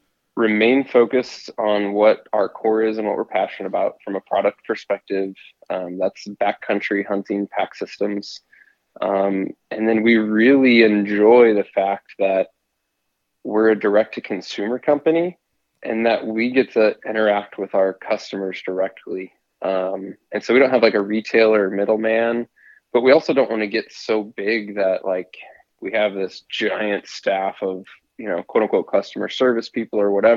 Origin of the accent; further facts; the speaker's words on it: Missouri, United States; I grew up, born and raised in the Midwest in Missouri, and then, you know, did only big game hunting was just whitetail there in Missouri